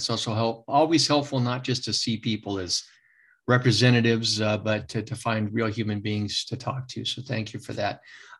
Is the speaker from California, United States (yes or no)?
yes; Sacramento, California, United States; I'm from Sacramento.